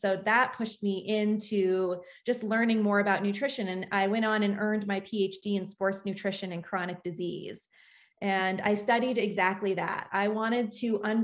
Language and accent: English; Washington, United States; I grew up in Washington State.